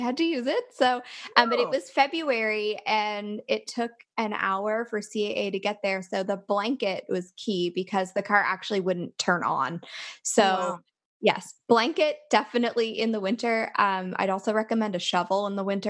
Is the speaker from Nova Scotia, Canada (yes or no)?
yes; Liverpool, Nova Scotia, Canada; driving from my hometown of Liverpool to where my grandparents live in Cape Breton